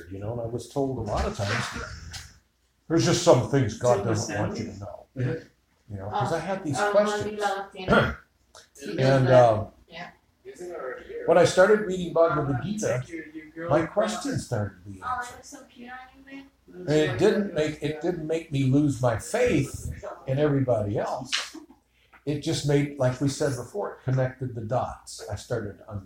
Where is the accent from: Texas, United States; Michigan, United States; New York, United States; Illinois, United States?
Illinois, United States; Chicago; I grew up in Chicago.